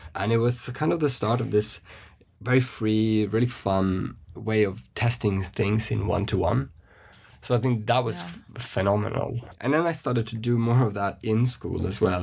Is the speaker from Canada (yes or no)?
no; West Coast of Sweden, Sweden; moved away; if we start in Sweden, where I grew up, I'm from the West Coast.